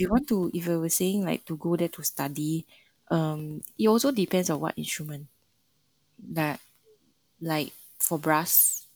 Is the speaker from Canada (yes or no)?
no; Singapore; moved away as an adult; now in China; Mandarin is not my first language. And there's many words that we use in Singapore that's different in China.